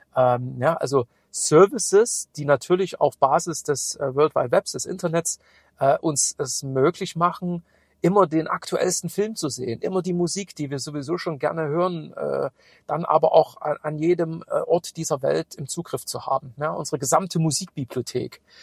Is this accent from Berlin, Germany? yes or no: no; Chemnitz, Saxony, Germany; moved away; in meine alte Heimat fahren. Ich habe morgen einen Kundentermin in Chemnitz